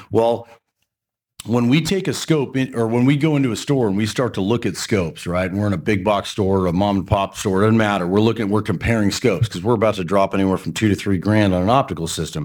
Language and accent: English; Portland, United States; I'm from Portland